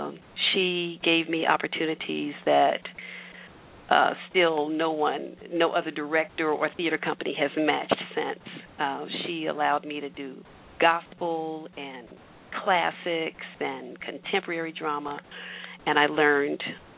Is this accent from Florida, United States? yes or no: no; Louisville, Kentucky, United States; moved away; I grew up in Louisville, Kentucky